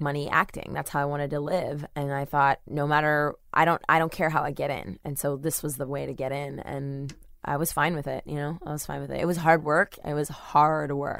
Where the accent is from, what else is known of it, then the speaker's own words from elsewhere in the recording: Webster, Texas, United States; I grew up in Webster, Texas